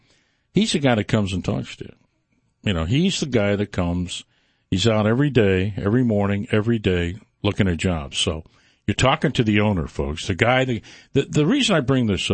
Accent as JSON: {"language": "English", "town": "Detroit", "region": "Michigan", "country": "United States", "moved": "yes", "said": "I'm from Detroit, you know, as I said, my dad did not work in the automobile business, but everybody else did in my family"}